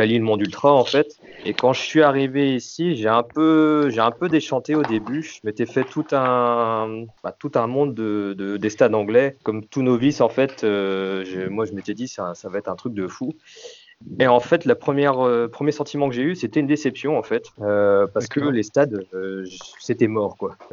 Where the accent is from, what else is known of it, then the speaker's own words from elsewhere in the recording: Guingamp, Brittany, France; moved away as an adult; also born or lived in South West England; now in England; je suis originaire de Guingamp